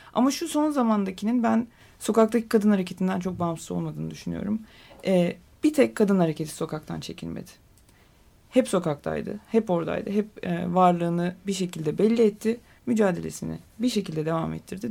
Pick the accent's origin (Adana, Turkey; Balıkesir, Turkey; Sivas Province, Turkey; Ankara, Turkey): Adana, Turkey; now in Istanbul, Turkey; ben Adanalıyım